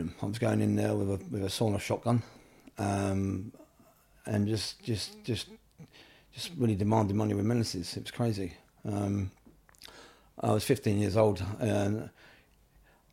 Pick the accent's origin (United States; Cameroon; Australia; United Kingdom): United Kingdom; London; also born or lived in Swiss Cottage / Wiltshire; I was born in Camden Town in Royal College Street. Mm-hmm. I lived in Camden until I was about 11